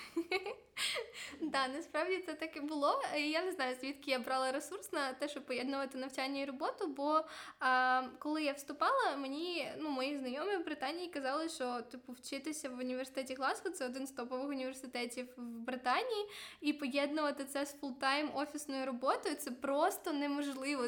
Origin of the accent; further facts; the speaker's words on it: Ukraine; moved away as an adult; now in Glasgow, United Kingdom; я взагалі з України, і в мене нема таких грошей